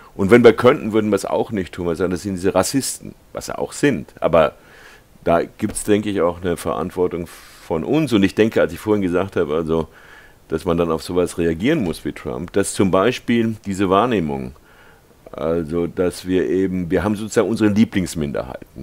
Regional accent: Germany; moved away as an adult; now in California, United States; ich bin 1948 in Deutschland geboren

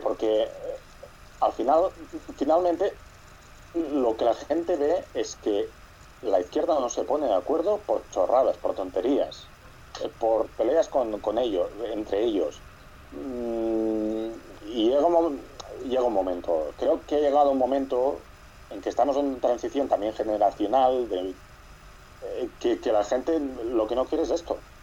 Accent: Catalonia, Spain; yo soy catalán

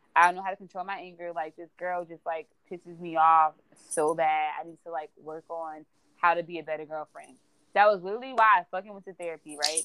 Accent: New Jersey, United States; also born or lived in St. Louis, Missouri; I'm I'm from Jersey, moving back was such an adjustment for me

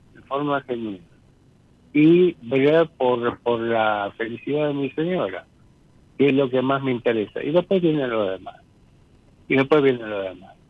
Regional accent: Ramos Mejía, Buenos Aires Province, Argentina; now in Castelar, Argentina; vivo en estos momentos en Castelar y soy nacido y criado en Ramos Mejía

